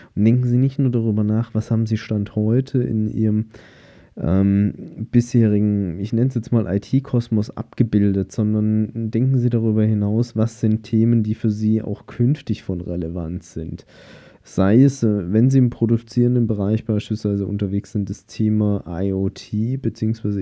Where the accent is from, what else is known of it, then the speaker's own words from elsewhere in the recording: Germany; bei uns in Deutschland